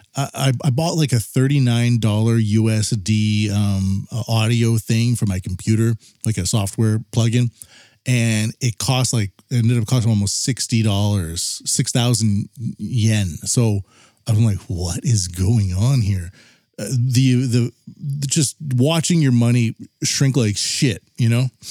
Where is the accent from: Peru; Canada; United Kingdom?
Canada; I'm from Canada